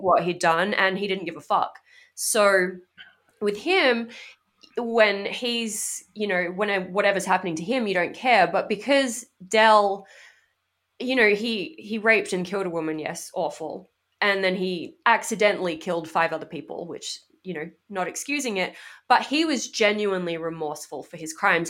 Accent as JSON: {"language": "English", "country": "Australia", "moved": "yes", "lives_now": "United States"}